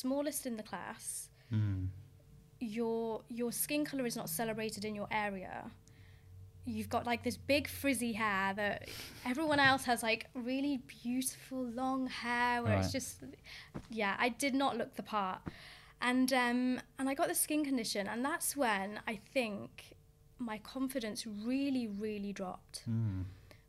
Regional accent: Coventry, West Midlands, United Kingdom; moved away as an adult; also born or lived in Essex; I grew up in Coventry, which was years ago, it was a tough place to grow up in. We grew up in a really rough area called Hillfields

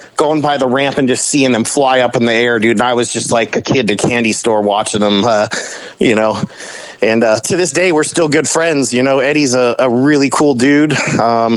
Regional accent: Los Angeles, California, United States; I grew up in South Bay

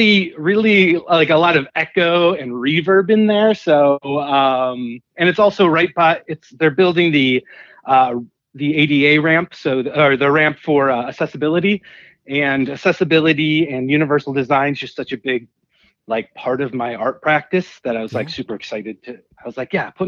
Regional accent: Cleveland, Ohio, United States; now in Pittsburgh, United States; I'm based out of Pittsburgh, but I grew up in Cleveland

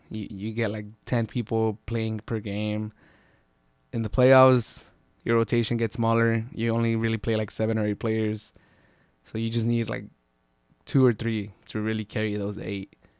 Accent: San Diego, California, United States; I'm from San Diego, I'm not from L

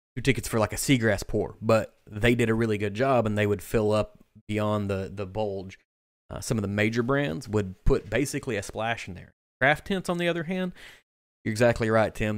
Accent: Kentucky, United States; I am from the state of Kentucky, but I'm not from Bardstown

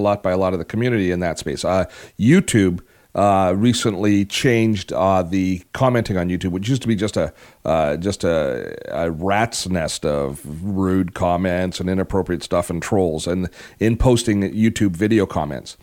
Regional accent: Vancouver, British Columbia, Canada; I'm Corpus Christi here in Vancouver College

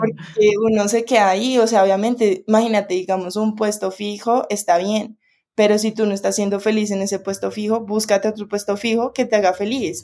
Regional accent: Bogotá, Colombia; moved away; yo como soy de Bogotá

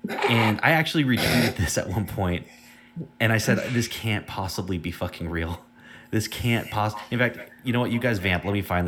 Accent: San Diego, California, United States; I grew up closer to the Styx part of San Diego, like in East County

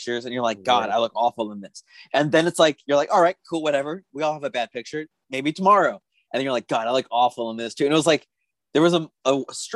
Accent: Tucson, Arizona, United States; moved away; I'm from Tucson, Arizona, and I used to go see him play AAA ball when they were the Tucson Padres.

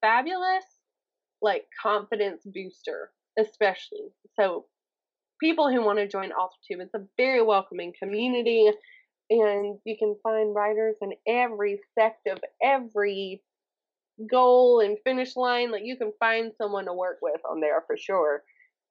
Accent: the South, Southern United States, United States; accent: Southern; my Southern accent

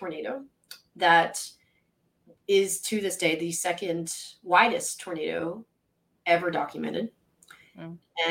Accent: Mississippi coast, United States; also born or lived in Pennsylvania; I grew up on the Mississippi coast

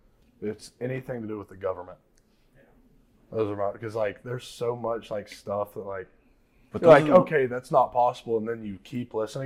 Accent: Rome, Georgia, United States; also born or lived in Tennessee; Rome, Georgia.

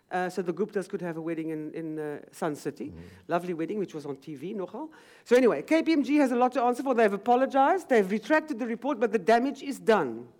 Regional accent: South Africa; as a South African

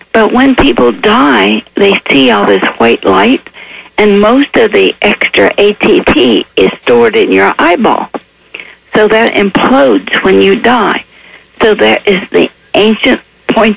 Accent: Appalachia, United States; I was raised in Appalachia with no electricity

